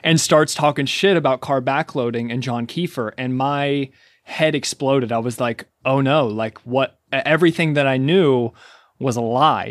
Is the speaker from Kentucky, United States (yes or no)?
yes; Kentucky, United States; moved away; I'm from Kentucky, and there's just, there's food everywhere